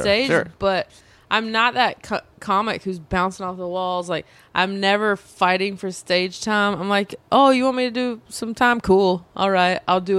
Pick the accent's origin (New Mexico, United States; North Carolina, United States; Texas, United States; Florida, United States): North Carolina, United States; moved away as an adult; also born or lived in Spain; now in Los Angeles, United States; I'm from North Carolina, where everyone's friends.